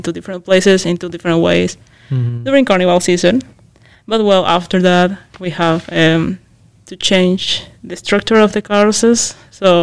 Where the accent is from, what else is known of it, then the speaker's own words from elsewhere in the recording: Mexico; moved away as an adult; now in Netherlands; I'm from Mexico